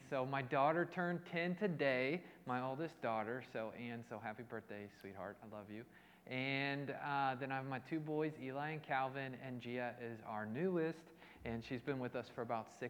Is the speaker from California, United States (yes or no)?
no; Indianapolis, Indiana, United States; now in Cleveland, United States; I'm actually from Indianapolis originally. Kind of born and raised in Indianapolis, Indiana, but I hail from Cleveland at this time.